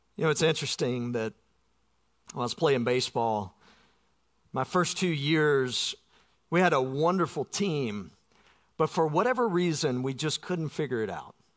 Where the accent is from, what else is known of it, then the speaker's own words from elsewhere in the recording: South Georgia, United States; I grew up in South Georgia.